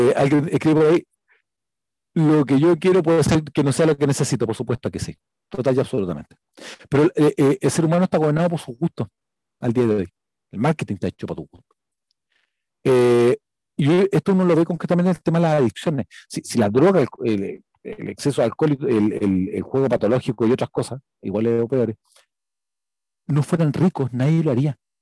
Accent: Chile; soy chileno

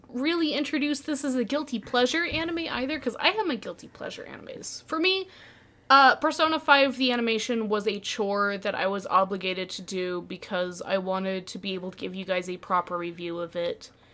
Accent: Utah, United States; I was raised in Utah

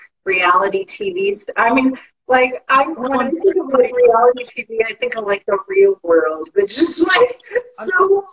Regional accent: Midwest, United States; I'm from the Midwest, y'all.

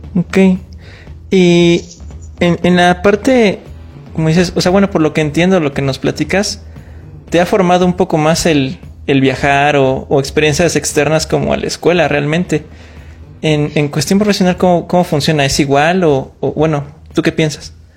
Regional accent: Mexico; nada más los mexicanos lo tengamos

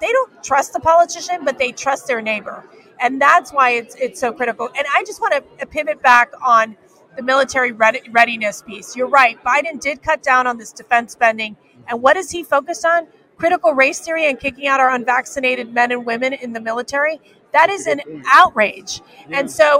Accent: Miami, Florida, United States; I am from Miami, Florida

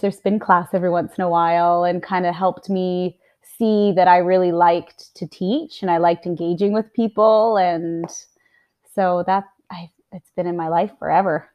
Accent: Livingston, Montana, United States; moved away; also born or lived in Utah; I'm American. I was born in Utah, raised in Montana

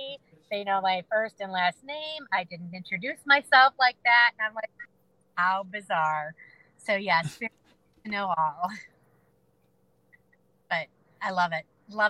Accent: Leesburg, Virginia, United States; My first investigation was at the Paxton campus or the Paxton Manor in Leesburg, Virginia. That's my hometown.

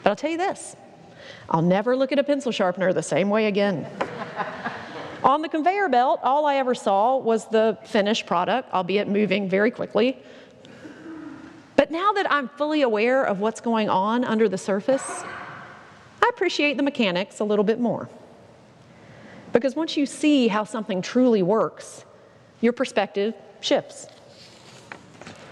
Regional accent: Statesville, North Carolina, United States; my hometown of Statesville, North Carolina

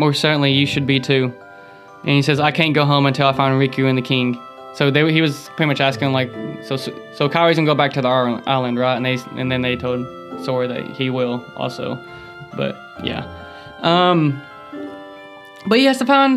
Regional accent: the South, United States; I'm from the South

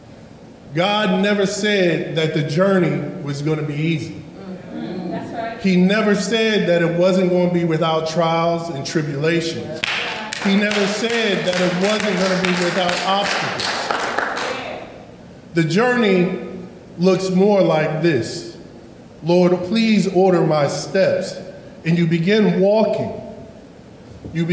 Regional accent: Jersey Shore, New Jersey, United States; I grew up on the Jersey Shore

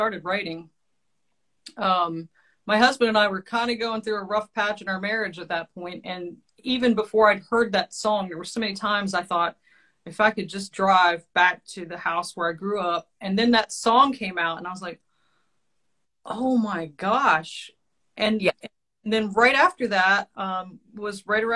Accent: Eastern Shore of Maryland, United States; I'm from the Eastern Shore of Maryland

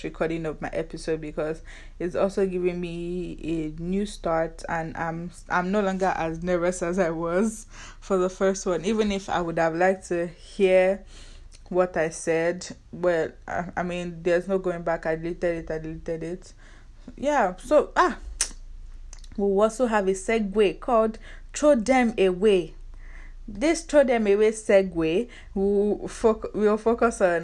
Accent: Nigeria; accent: Nigerian; now in United States; I'm Nigerian

